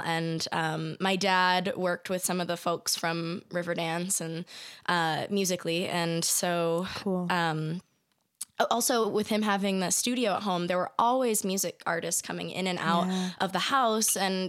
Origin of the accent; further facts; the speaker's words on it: San Diego, California, United States; I grew up in San Diego.